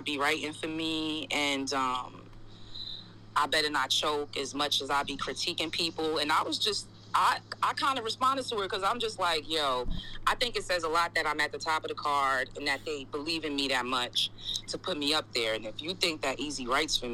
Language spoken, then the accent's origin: English; New York City, New York, United States; I'm from the Bronx